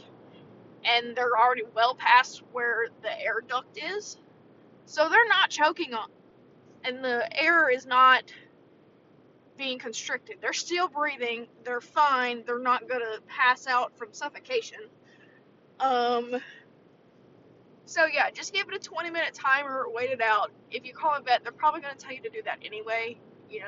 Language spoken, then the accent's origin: English; the South, United States; growing up in the South